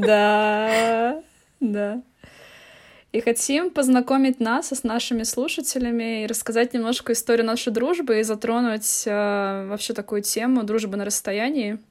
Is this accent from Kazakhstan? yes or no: no; Tallinn, Harju County, Estonia; я из города Таллин. Я из города Таллин, Эстония